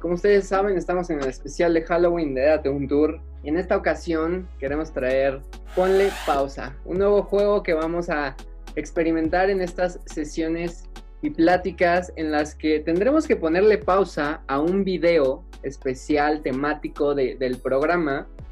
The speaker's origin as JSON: {"language": "Spanish", "country": "Mexico", "said": "como buen mexicano"}